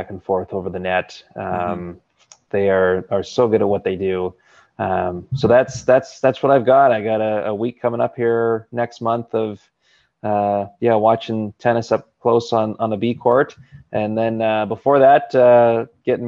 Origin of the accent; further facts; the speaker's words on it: Campbell River, British Columbia, Canada; my hometown of Campbell River